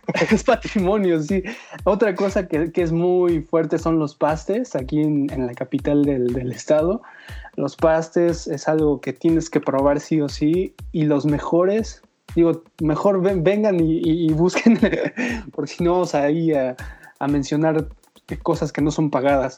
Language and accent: Spanish; Zacatlán, Puebla, Mexico; yo nací en Puebla, entonces nací en un pueblo mágico que se llama Zacatlán de las Manzanas